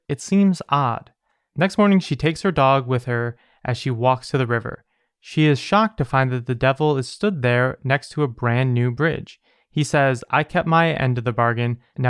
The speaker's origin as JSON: {"language": "English", "region": "England", "country": "United Kingdom", "lives_now": "Wales", "said": "I'm from England, but now live in Wales."}